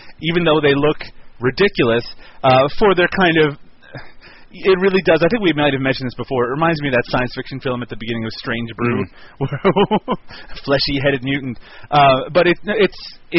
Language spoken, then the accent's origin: English; Newfoundland and Labrador, Canada; moved away; I'm in my home town and my home that I grew up in here in Newfoundland, Canada